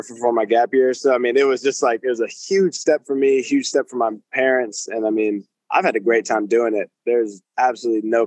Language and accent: English; United States; I'm from America